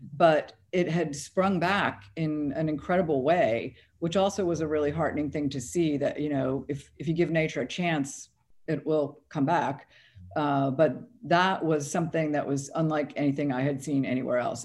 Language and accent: English; Florida, United States; I grew up in Florida, and I, I still live in Florida